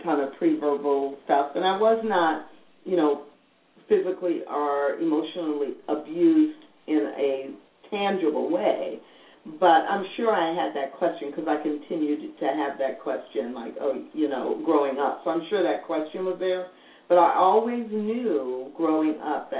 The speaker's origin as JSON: {"language": "English", "town": "St. Louis", "region": "Missouri", "country": "United States", "tie": "born or raised there", "said": "I'm African American, and I grew up in St. Louis"}